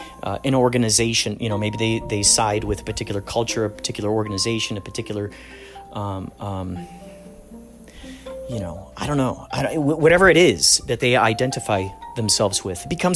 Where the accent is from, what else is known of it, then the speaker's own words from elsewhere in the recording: Chicago, Illinois, United States; we grew up in Chicago.